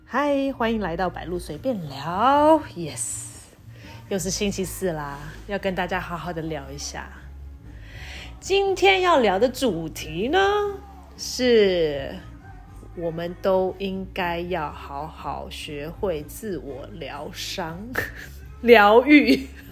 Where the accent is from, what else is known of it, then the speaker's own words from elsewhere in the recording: Taiwan; 我说我台湾人